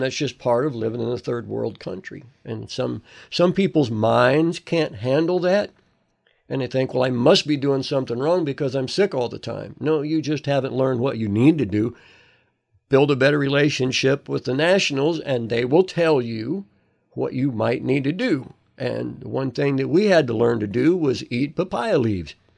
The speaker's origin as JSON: {"language": "English", "country": "United States", "moved": "as an adult", "said": "I'm from America"}